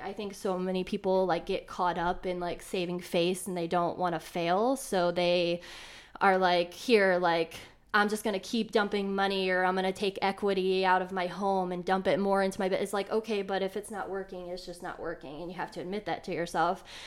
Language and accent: English; Elyria, Ohio, United States; also born or lived in Cleveland, Ohio; I'm originally from Elyria, which is a little bit of a suburb, like, west, I think, of Cleveland, like, thirty minutes west.